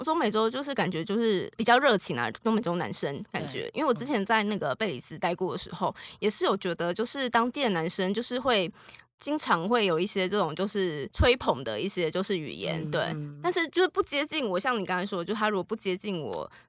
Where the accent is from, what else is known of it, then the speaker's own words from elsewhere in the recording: Taiwan; 因为像台湾像我们不是可能我们台湾人习惯被交代很多事，像我跟同事讲话说，哎，我们今天要做什么什么